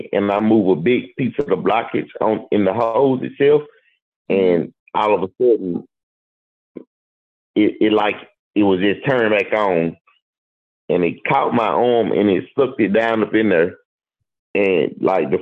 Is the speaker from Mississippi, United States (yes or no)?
yes; Mississippi, United States; also born or lived in Jacksonville, Florida; I'm from Mississippi